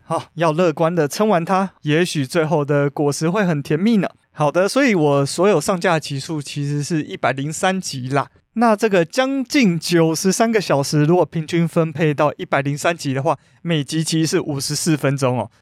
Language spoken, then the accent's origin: Chinese; Taiwan; 我们台湾人